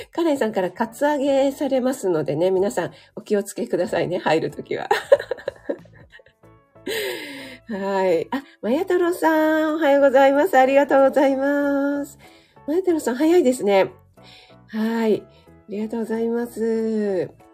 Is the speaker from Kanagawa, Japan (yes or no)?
yes; Kanagawa, Japan; moved away; 神奈川出身